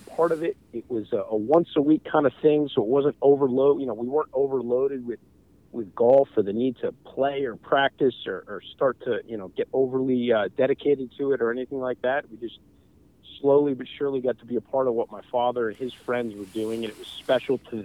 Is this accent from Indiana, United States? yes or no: no; Maine, United States; moved away; it was great growing up in Maine.